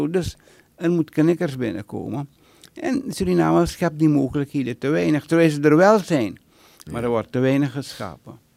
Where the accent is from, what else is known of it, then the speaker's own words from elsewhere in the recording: Netherlands; Mijn vader had een binding, mijn moeder, maar ik ben geboren en getogen in Nederland.